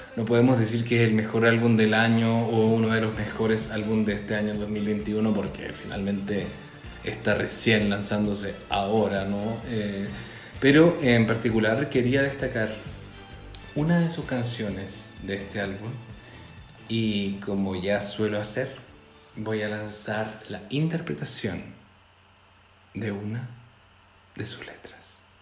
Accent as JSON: {"language": "Spanish", "country": "Chile", "said": "como chilenos"}